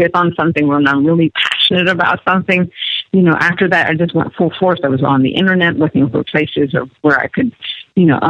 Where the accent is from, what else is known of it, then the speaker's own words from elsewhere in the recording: United States; also born or lived in Bethesda, Maryland; I was actually born in the States